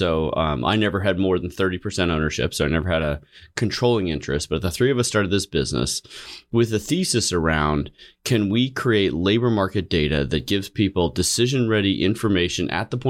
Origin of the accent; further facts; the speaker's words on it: California, United States; I grew up in the San Francisco Bay Area.